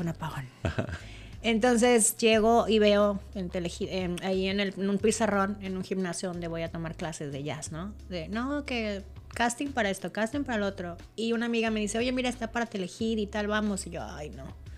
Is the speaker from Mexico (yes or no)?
yes; Monterrey, Nuevo León, Mexico; moved away as an adult; yo soy de Monterrey, Nuevo León